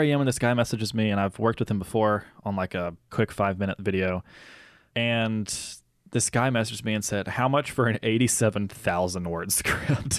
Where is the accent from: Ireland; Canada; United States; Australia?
United States; moved away; the Tate County Fair, which is the county that, uh, my hometown is